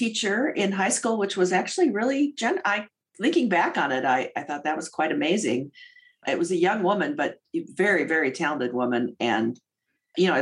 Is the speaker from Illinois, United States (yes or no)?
yes; St. Charles, Illinois, United States; I was raised outside of Chicago in a suburb called St. Charles